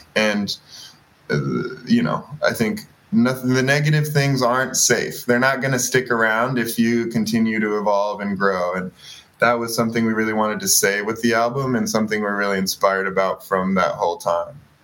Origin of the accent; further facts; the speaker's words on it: Boston, Massachusetts, United States; I grew up in Boston as a major basketball fan and basketball player